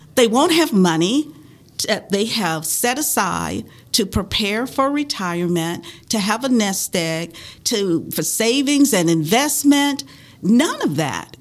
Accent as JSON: {"language": "English", "region": "the South", "country": "United States", "tie": "born or raised there", "said": "I grew up in the South during the 50s and 60s"}